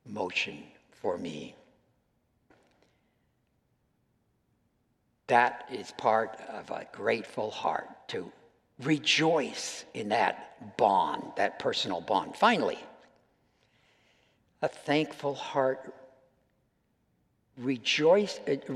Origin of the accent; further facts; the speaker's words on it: United States; I'm an American